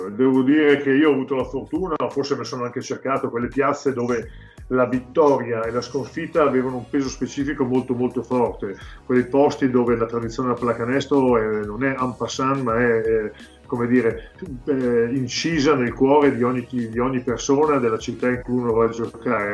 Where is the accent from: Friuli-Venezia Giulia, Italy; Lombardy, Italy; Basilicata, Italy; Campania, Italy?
Lombardy, Italy; Codogno; io sono di Codogno